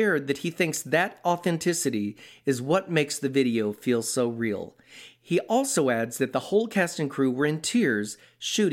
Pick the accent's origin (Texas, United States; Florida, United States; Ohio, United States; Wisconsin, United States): Texas, United States; I grew up in Texas